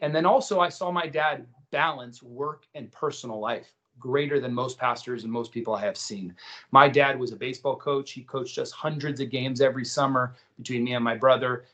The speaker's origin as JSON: {"language": "English", "town": "Miami", "region": "Florida", "country": "United States", "tie": "born or raised there", "said": "I was born in Miami"}